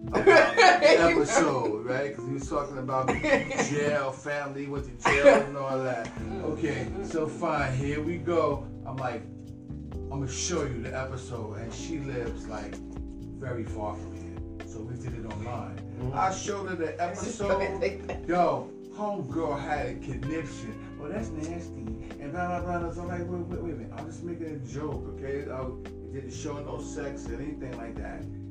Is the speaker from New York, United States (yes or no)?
yes; New York City, New York, United States; growing up in Brooklyn